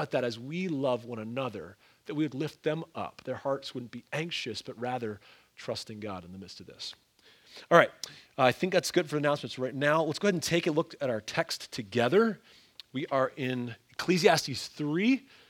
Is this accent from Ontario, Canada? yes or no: yes; Ontario, Canada; also born or lived in Pennsylvania, United States / Wisconsin, United States; I mean, I grew up in the North, both in Ontario, Canada, and then in Pennsylvania, went to school in northern Wisconsin.